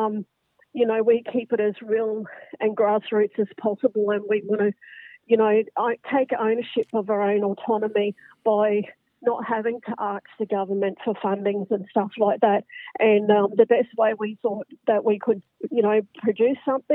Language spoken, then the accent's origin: English; Brisbane, Queensland, Australia; also born or lived in Northern Rivers, New South Wales; from Brisbane